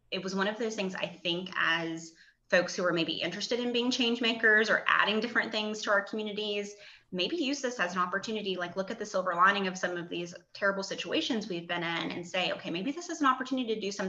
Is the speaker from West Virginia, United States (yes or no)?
yes; Charleston, West Virginia, United States; I grew up in Charleston